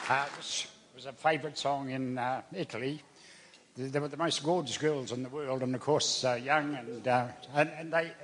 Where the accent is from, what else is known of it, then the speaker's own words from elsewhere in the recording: New Zealand; I was born in Waka, and I dived for pennies as a kid.